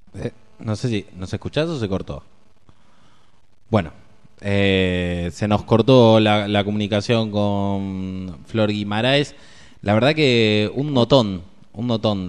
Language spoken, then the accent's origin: Spanish; Rosario, Santa Fe, Argentina; also born or lived in San Justo, La Matanza; yo soy rosarino, pero tuve la chance de vivir un par de años en San Justo, ahí en La Matanza